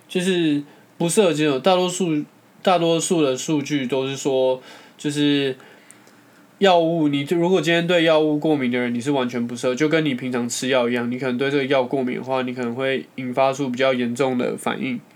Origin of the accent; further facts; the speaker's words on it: Taiwan; 我们台湾人民